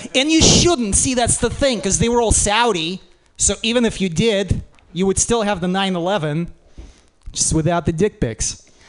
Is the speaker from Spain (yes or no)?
no; Russia; moved away; I'm from Russia, we didn't have like participation ribbons